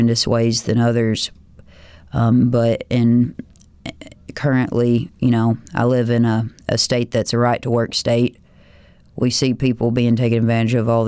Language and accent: English; the South, United States; as a Southerner